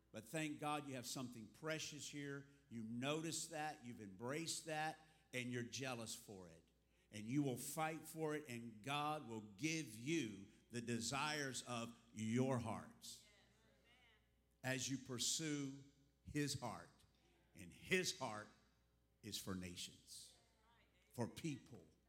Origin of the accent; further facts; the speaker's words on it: South Florida, United States; moved away as an adult; also born or lived in Texas; now in Africa; I was born in Texas, but raised here in the South Florida area since the fourth grade